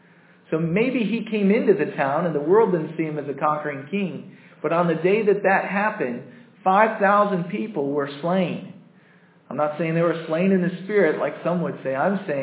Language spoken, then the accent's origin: English; United States; I'm American.